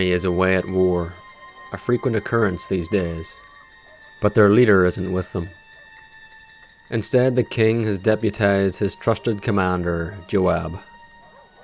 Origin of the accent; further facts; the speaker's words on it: Northern Ireland, United Kingdom; moved away; I'm originally from Northern Ireland